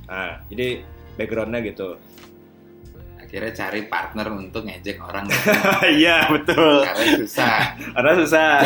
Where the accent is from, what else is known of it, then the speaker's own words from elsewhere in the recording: West Java, Indonesia; sebagai orang Sunda yang tulen kan aing punya hobi yang sangat jarang ditemukan orang yaitu ngobrol